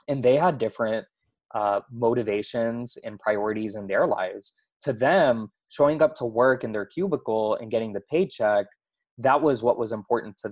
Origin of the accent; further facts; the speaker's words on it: Houston, Texas, United States; I grew up in Houston, Texas